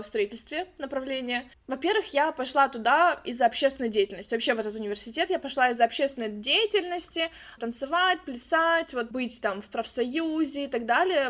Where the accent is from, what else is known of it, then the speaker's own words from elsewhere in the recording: Khabarovsk, Khabarovsk Krai, Russia; moved away as an adult; now in California, United States; я родом из Хабаровска, это Россия, Дальний Восток